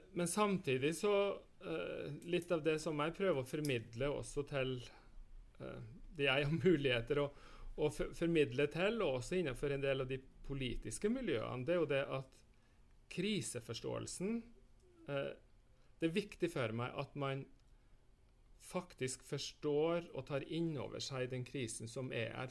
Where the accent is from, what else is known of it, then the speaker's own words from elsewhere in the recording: Northern Norway, Norway; vi som bor i nord